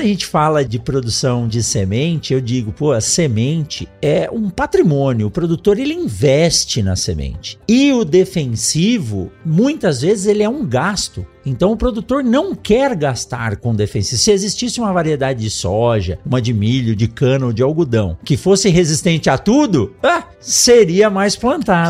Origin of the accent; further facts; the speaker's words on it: São Paulo, Brazil; eu nasci em São Paulo